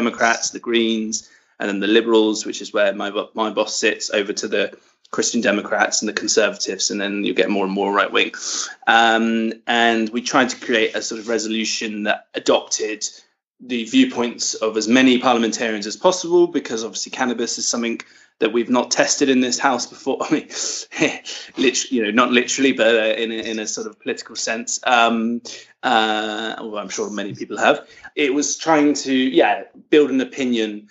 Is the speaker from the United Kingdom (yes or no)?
yes; United Kingdom; now in Brussels, Belgium; I am from the United Kingdom